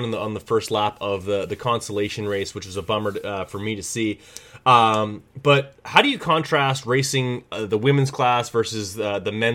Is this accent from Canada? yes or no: yes; Canada; as a Canadian